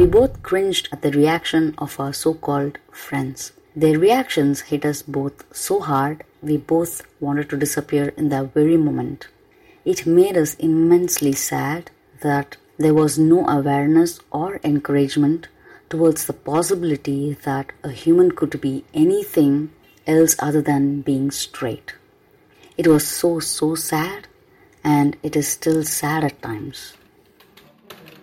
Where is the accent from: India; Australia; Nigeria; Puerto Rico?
India; Chennai, Tamil Nadu; first language Tamil; English is a second language; My mother tongue is Tamil, I'm going to give you an insight about my hometown, Chennai City.